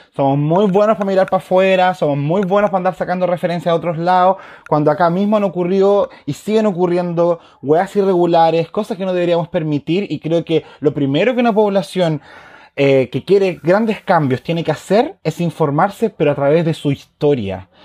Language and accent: Spanish; Chile; soy un chileno más